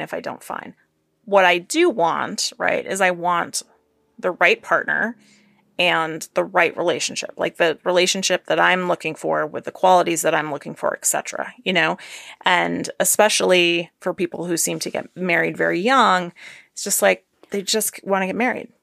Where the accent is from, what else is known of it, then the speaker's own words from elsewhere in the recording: Maine, United States; I'm from Maine